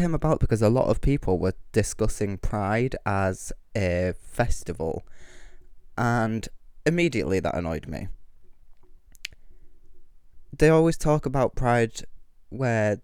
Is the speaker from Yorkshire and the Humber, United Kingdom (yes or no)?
yes; Kingston upon Hull, Yorkshire and the Humber, United Kingdom; I'm from Kingston-upon-Hull and I'm a rapping drag queen